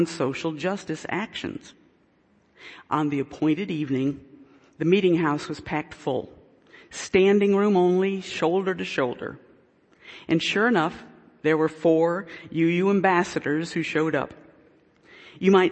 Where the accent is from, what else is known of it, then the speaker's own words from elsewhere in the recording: Delaware, United States; I'm from Delaware